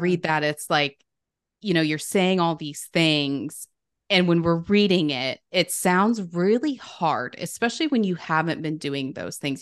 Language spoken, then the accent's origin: English; Sandy, United States; also born or lived in Los Angeles; when I moved back home